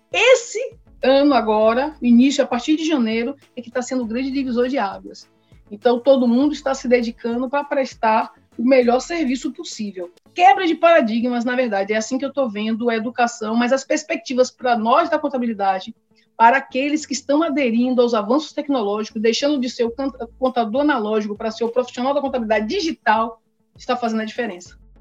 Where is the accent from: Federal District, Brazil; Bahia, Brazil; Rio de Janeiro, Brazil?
Bahia, Brazil; also born or lived in São Paulo; voltei para a Bahia com seis anos, porque meus pais são baianos